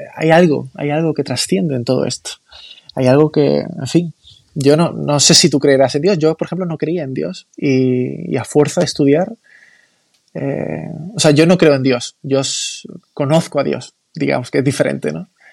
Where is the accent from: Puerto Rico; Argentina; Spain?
Spain; Málaga, Andalusia; yo soy de Málaga capital